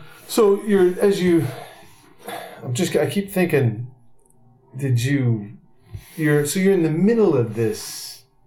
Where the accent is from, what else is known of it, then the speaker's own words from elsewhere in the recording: Seattle, Washington, United States; I'm a Seattle guy, so I've always been here.